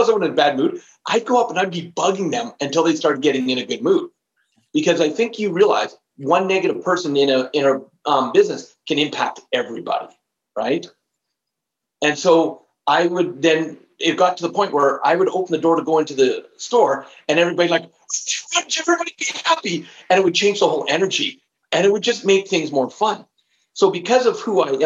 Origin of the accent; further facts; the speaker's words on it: Canada; also born or lived in Alberta; where I'm living right now in Alberta, I am Canadian